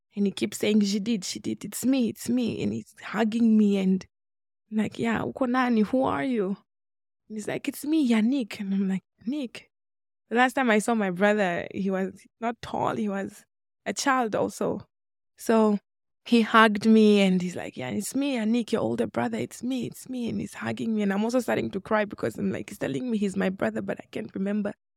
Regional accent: Namibia; moved away as an adult; also born or lived in Democratic Republic of the Congo; now in Boise, United States; I am born in Congo, but I was raised in Namibia.

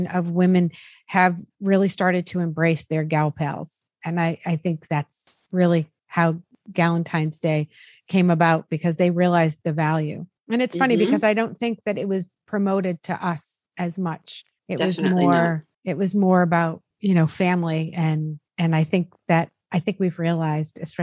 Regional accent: Massachusetts, United States; now in New Jersey, United States; I grew up in Massachusetts and I have mm-hmm. friends from there still

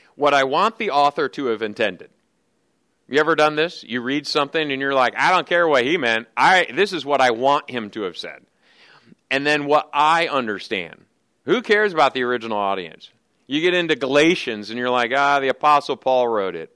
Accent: Lansing, Michigan, United States; moved away; I grew up in Lansing, Michigan

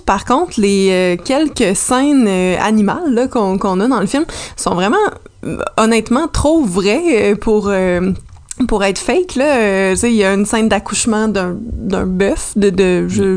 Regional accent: Salaberry-de-Valleyfield, Quebec, Canada; j'ai grandi à Valleyfield

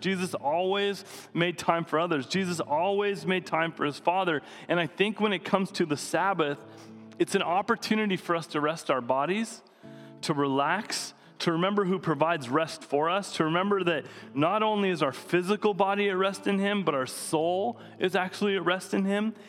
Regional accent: Coeur d'Alene, Idaho, United States; also born or lived in Seattle; now in San Diego, United States; growing up in Coeur d'Alene, there was most of the town was shut down on Sundays

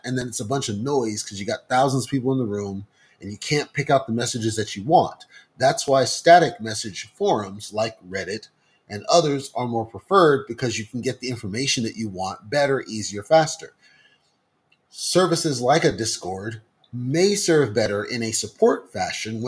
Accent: United States; speaking as an American

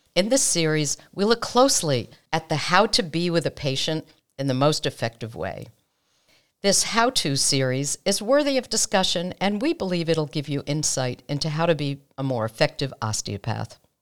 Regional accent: United States; We're American osteopathic physicians

